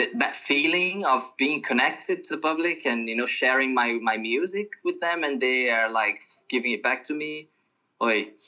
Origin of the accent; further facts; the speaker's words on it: Brazil; I'm from Brazil. I'm living in Brazil right now because of the, the crisis